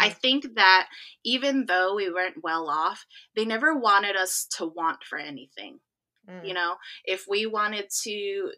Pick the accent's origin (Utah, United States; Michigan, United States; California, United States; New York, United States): California, United States; also born or lived in South Korea; I'm originally from California, and I'm currently here now. But I spent the last 4 years living in South Korea teaching English.